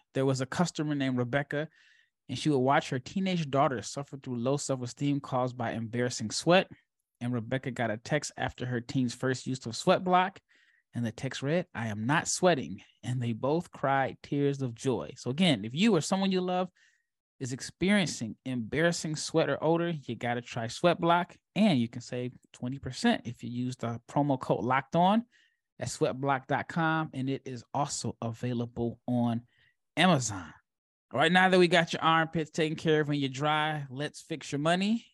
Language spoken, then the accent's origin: English; Nebraska, United States; moved away; born and raised in Nebraska